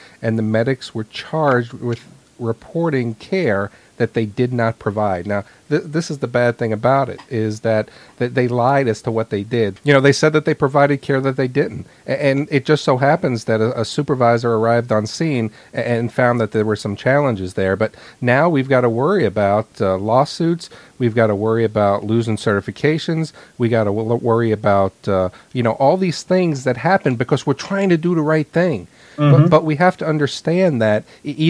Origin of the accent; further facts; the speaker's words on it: New York City, New York, United States; I was growing up in New York City